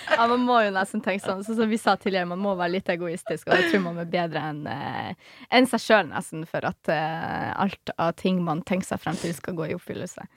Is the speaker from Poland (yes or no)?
yes; Poland; Norwegian is a second language; now in Norway; Jeg som polakk